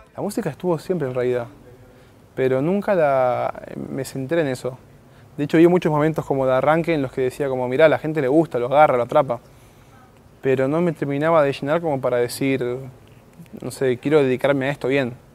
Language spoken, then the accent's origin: Spanish; Morón, Buenos Aires Province, Argentina; Yo vengo de Morón, barrio Texadar, que sería como en el fondo, un poquito más atrás ya pasa de ciudad, así que es en el fondo fondo